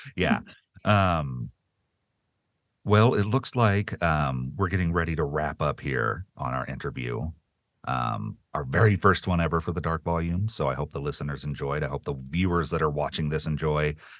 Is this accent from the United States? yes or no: yes; the South, United States; I grew up in the South